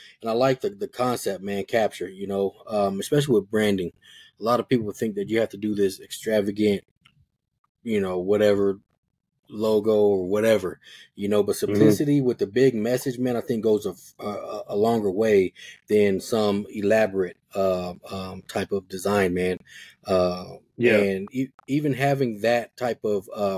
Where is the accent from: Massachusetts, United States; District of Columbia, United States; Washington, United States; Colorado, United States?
Colorado, United States; Denver; I grew up in Park Hill